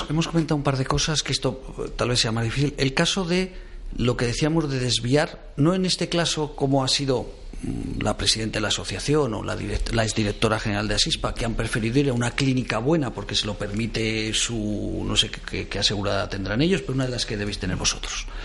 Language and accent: Spanish; Spain; como ciudadano español.